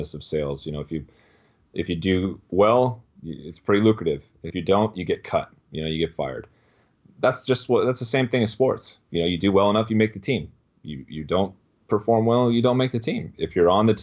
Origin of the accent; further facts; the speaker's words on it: Chico, California, United States; moved away as an adult; also born or lived in San Francisco Bay Area, California; now in Austin, United States; went home to my hometown, Chico, California